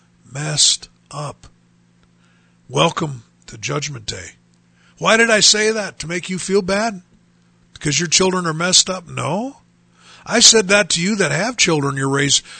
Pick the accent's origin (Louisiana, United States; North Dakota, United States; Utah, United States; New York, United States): North Dakota, United States; Bismarck; now in Dickinson, United States; growing up in Bismarck, North Dakota